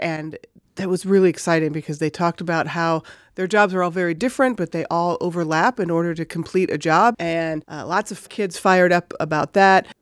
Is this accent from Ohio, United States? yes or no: no; Chicago, Illinois, United States; moved away as an adult; now in Alaska, United States; I'm originally from Illinois, around Chicago area